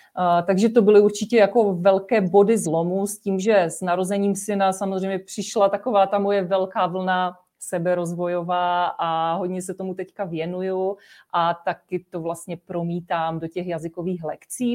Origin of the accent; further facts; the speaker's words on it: Czechia; jsme Češi, byli jsme tady vychovávaní v našem českém prostředí